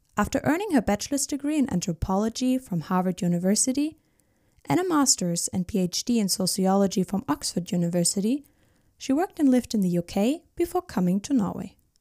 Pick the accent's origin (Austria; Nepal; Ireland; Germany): Germany; I'm from Germany.